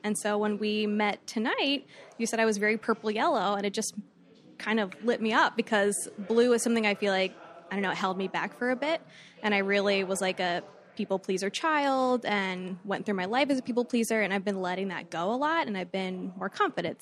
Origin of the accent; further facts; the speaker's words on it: Fort Myers, Florida, United States; I'm from Fort Myers.